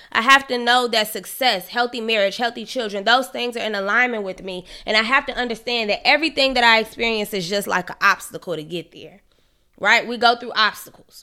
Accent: Chicago, Illinois, United States; from Chicago

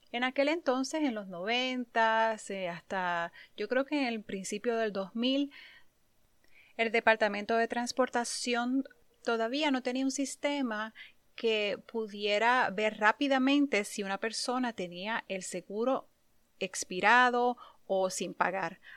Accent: Puerto Rico; moved away; Cuando me mudé aquí, vine de Puerto Rico muy joven y en Puerto Rico nunca necesité tener un carro.

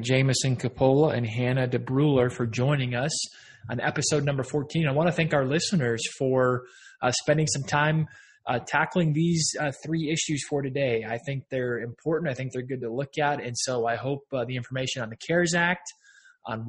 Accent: Texas, United States; here in my home state in Texas

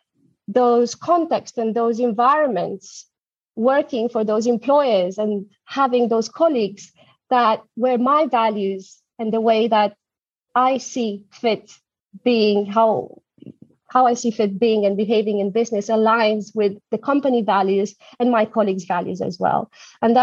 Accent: Romania; moved away as an adult; also born or lived in Germany; now in London, United Kingdom; I'm originally from Romania

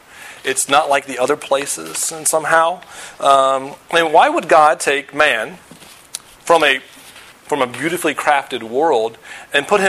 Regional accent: Virginia, United States; moved away; also born or lived in Denver / St. Louis; I grew up in Virginia. Lived in Denver, lived in St. Louis, live here.

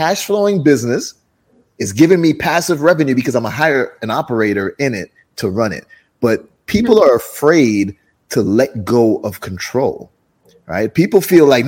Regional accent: Jamaica; moved away; also born or lived in Brooklyn, New York, United States; I'm originally from Jamaica, grew up in Jamaica and then moved to Brooklyn, New York and grew up there too.

